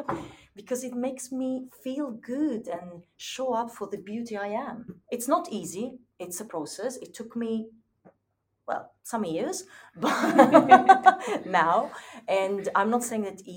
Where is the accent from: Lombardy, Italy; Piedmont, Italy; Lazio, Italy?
Piedmont, Italy; Turin; moved away; when I was a teenager in my hometown in Italy, in Turin